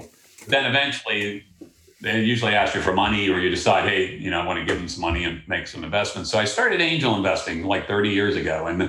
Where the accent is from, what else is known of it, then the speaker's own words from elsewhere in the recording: Pittsburgh, Pennsylvania, United States; now in Tampa, United States; I originally grew up in Pittsburgh and came down here in the early 90s.